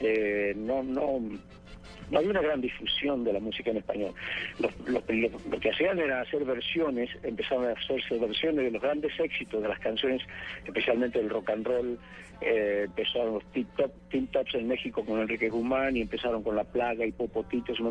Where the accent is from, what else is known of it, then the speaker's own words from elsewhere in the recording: Tucumán, Argentina; moved away; Y en mi pueblito, en ese pueblo chiquito donde nací, en Tucumán